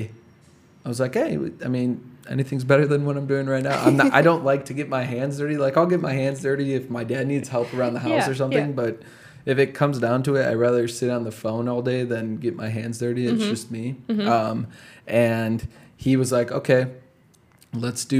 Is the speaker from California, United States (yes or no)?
no; Chicago, Illinois, United States; the community I grew up in Chicago